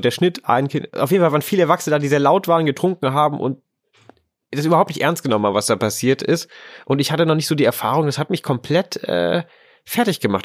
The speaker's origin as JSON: {"language": "German", "region": "Lower Saxony", "country": "Germany", "said": "in Niedersachsen, wo ich herkomme"}